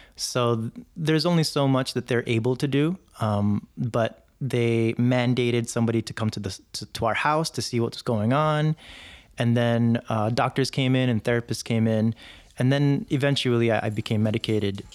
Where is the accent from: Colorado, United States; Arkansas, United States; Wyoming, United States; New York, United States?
New York, United States; New York City; also born or lived in Jersey City; I grew up in, in New York City, and, uh, we moved there from Jersey City when I was around five or six